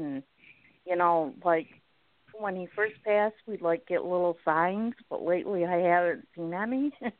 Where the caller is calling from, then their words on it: Lexington, South Carolina, United States; Lexington, South Carolina.